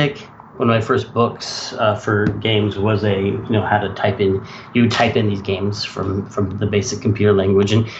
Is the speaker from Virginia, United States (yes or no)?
no; Sonoma, California, United States; I was growing up in Sonoma, California